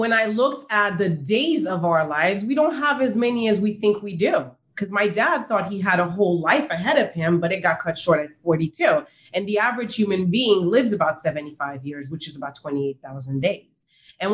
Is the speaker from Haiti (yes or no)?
yes; Haiti; moved away; I grew up in Haiti